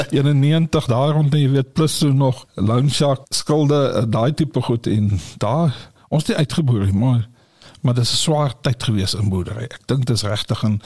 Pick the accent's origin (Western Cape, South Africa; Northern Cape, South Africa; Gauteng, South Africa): Northern Cape, South Africa; Kimberley; Ek is in Kimberley gebore, groot geword, skool gaan Diamantveld in Kimberley.